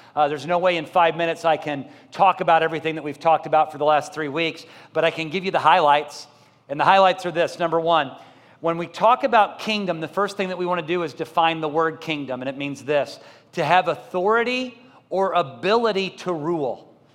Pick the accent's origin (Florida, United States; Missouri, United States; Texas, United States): Missouri, United States; Columbia; moved away; I grew up in Columbia, Missouri